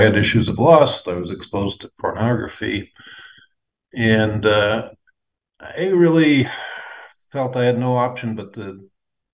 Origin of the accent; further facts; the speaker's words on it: United States; moved away as an adult; also born or lived in Colorado / Upstate New York; now in Jerusalem, Israel; I grew up initially in Colorado and later upstate New York